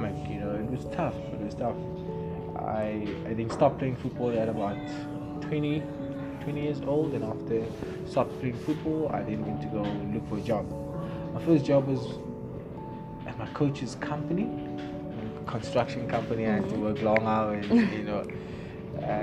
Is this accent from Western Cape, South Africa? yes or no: yes; Cape Town, Western Cape, South Africa; also born or lived in Philippi; I grew up in Philippi, bounced around between Philippi and Langa, but most of my years I spent in Langa.